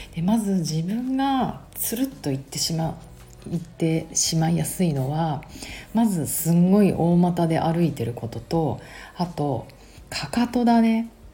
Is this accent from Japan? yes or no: yes; Tokyo, Japan; 私東京生まれ、東京育ちなので、シティガール